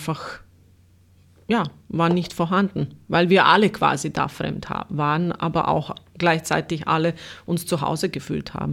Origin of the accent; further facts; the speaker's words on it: Sarajevo, Federation of Bosnia and Herzegovina, Bosnia & Herzegovina; German is a second language; now in Austria; da, wo ich aufgewachsen bin, äh, in Sarajevo eben in Bosnien, es ist dieselbe Kultur, derselbe Kulturkreis, das, dieselbe Geschichte und war nichts Neues für mich hier, bis auf die Sprache natürlich.